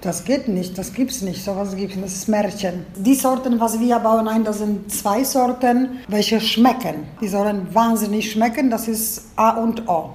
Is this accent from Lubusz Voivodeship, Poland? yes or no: yes; a village near Gubin, Lubusz Voivodeship, Poland; German is a second language; Ich stamme aus dem Dorf